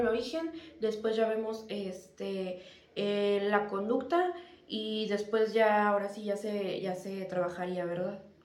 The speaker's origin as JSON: {"language": "Spanish", "country": "Mexico", "said": "como mexicano"}